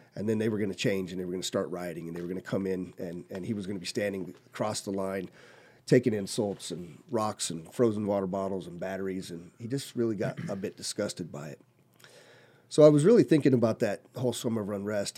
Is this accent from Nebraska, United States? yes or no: no; Colorado, United States; moved away as an adult; also born or lived in California / Korea; now in Las Vegas, United States; I grew up in Colorado, born in California.